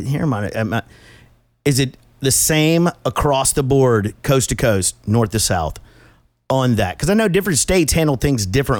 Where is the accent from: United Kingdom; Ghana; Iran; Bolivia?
Bolivia; I'm from Bolivia.